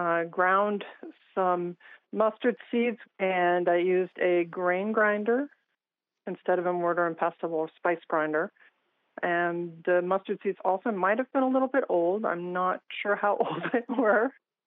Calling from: Blacksburg, Virginia, United States; I'm calling from Blacksburg, Virginia.

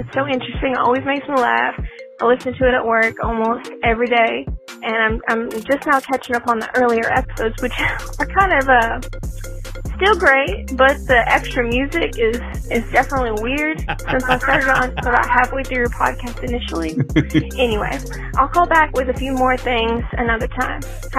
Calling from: Northwest Georgia, United States; I'm calling you from Northwest Georgia.

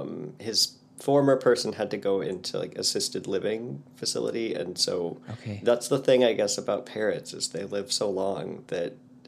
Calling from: Portland, United States; I'm in Portland, up in the bedroom, because it's the quietest place in the house with birds in the house.

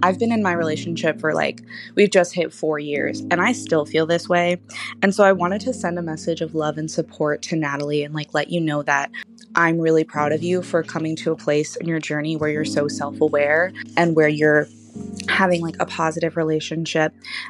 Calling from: Los Angeles, California, United States; I am 21. I'm calling from Los Angeles

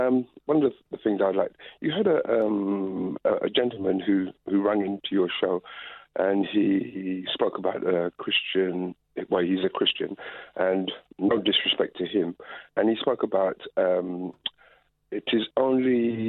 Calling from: London, United Kingdom; I'm calling from London.

